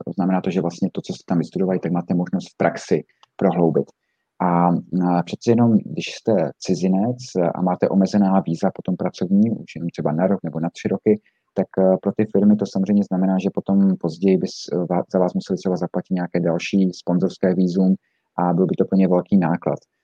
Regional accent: Zlín, Zlín Region, Czechia; moved away as an adult; also born or lived in Brussels / United States; já jsem původem ze Zlína

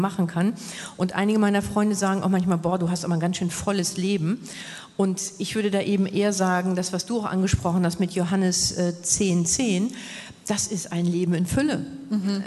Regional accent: Hamburg, Germany; moved away as an adult; als ich dann in meine Heimat Hamburg wieder zurückgekehrt bin.

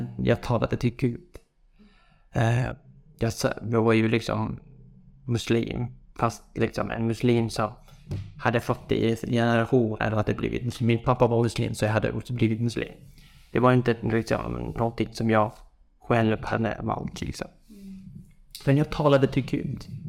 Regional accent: village near the Iraq border, Iranian Kurdistan, Iran; Swedish is a second language; moved away as an adult; now in Sweden; Jag är ju från en by. Den är väldigt nära gränsen, liksom. Iran och Irak. Vi tillhör ju Iran.

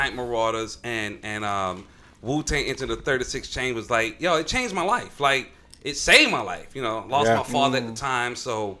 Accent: Atlanta, Georgia, United States; I'm a cat from Atlanta, Georgia

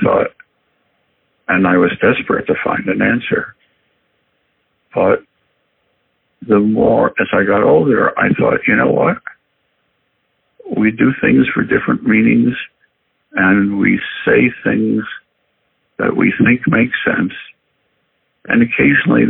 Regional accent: Philadelphia, Pennsylvania, United States; moved away; also born or lived in Chicago; I was born and raised in Philadelphia

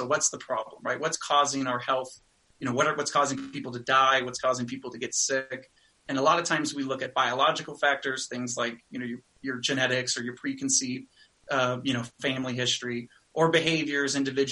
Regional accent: California, United States; I grew up in California

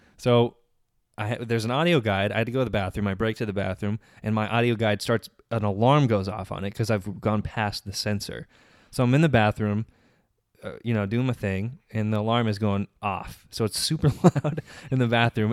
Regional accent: Menifee, California, United States; I'm from Menifee

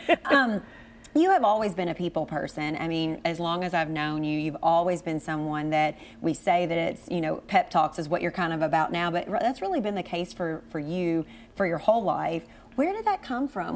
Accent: Cynthiana, Kentucky, United States; now in Lexington, United States; we are from Cynthiana and born and raised, but now being in Lexington

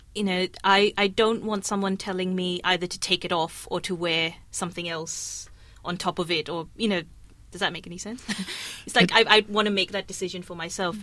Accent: Kenya; I was growing up in Kenya

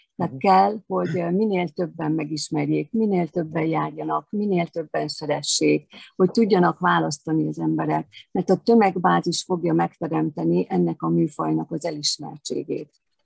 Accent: Eger, Heves, Hungary; moved away; also born or lived in Veszprém; én egri születésű vagyok

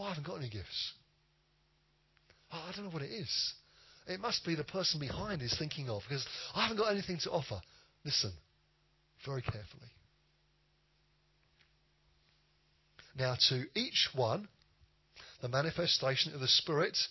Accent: United Kingdom; we're British

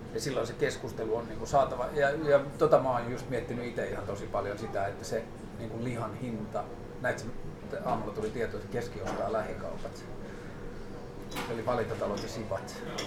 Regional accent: Tornio, Lapland, Finland; Mä kasvoin Torniossa sen niin 90 koko 90-luvun

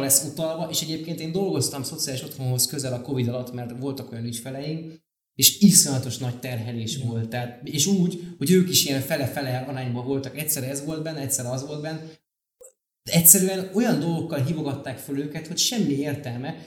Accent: Budapest, Hungary; én a nyolc kerben nőttem föl

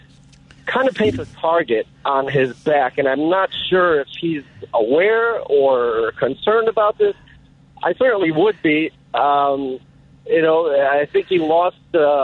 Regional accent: Chicago, Illinois, United States; I'm from Chicago

